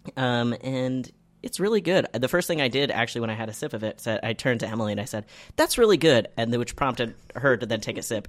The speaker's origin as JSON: {"language": "English", "country": "Canada", "said": "as a Canadian"}